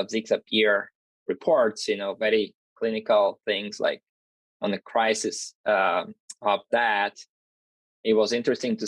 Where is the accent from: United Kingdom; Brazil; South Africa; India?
Brazil; moved away as an adult; also born or lived in Minnesota, United States; now in North Carolina, United States; And I'm originally from Brazil, so my master's and PhD were done